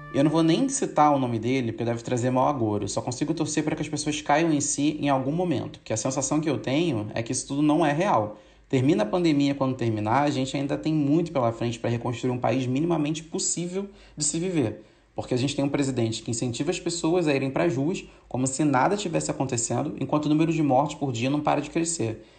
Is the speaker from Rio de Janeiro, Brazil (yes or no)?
yes; São Gonçalo, Rio de Janeiro, Brazil; Eu cresci em São Gonçalo, a cidade em que o menino João Pedro foi assassinado pela PM há umas semanas atrás.